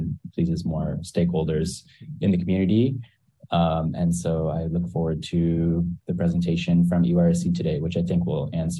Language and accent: English; Marin, California, United States; I grew up in Marin and spent a lot of time surfing near Sausalito